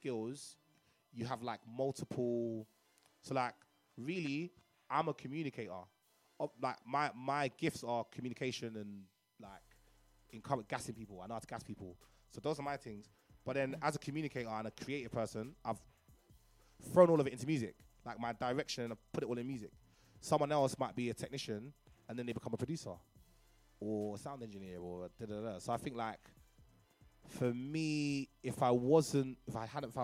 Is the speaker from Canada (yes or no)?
no; Nigeria; Growing up in Nigeria